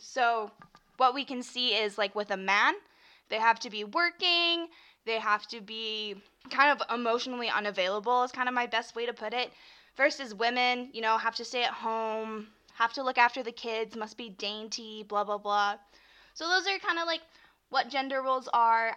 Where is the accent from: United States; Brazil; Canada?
Canada; I'm from Canada, so we say Z, not Z. Sorry. Sorry. Zed.